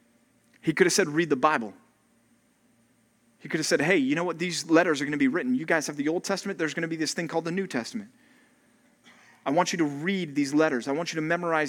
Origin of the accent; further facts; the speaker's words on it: Texas, United States; now in California, United States; my home country called Texas.